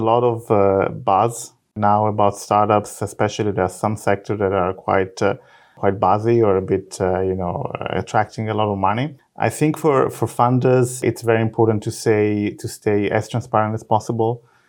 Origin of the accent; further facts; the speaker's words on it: Italy; English is a second language; moved away as an adult; now in Israel; I am actually originally from Italy. I'm a physicist.